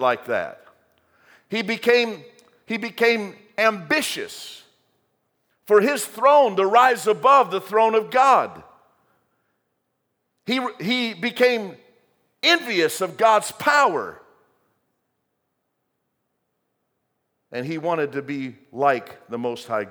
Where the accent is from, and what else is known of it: United States